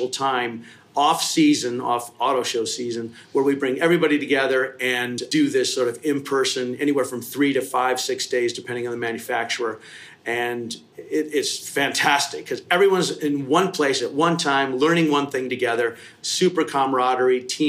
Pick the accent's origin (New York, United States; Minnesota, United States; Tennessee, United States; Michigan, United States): Michigan, United States; Kalamazoo; also born or lived in Detroit; I was born and raised in Michigan, Kalamazoo, West Side.